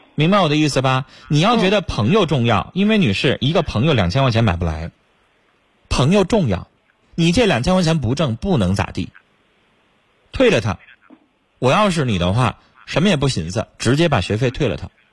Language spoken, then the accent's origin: Chinese; China; 是我们中国人的良心。